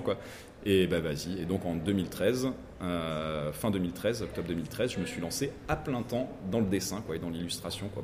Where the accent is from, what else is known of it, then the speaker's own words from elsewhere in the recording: Menton, Provence-Alpes-Côte d'Azur, France; de Menton aussi de, de mon patelin